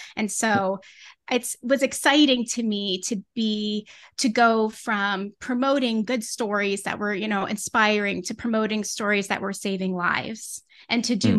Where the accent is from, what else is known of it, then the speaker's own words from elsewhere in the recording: Connecticut, United States; now in Winchester, Massachusetts, United States; I grew up in New England in Connecticut